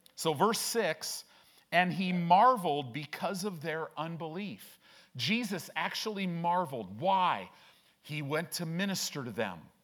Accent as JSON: {"language": "English", "town": "Chicago", "region": "Illinois", "country": "United States", "tie": "born or raised there", "moved": "yes", "lives_now": "Omaha, United States", "said": "I grew up in Chicago"}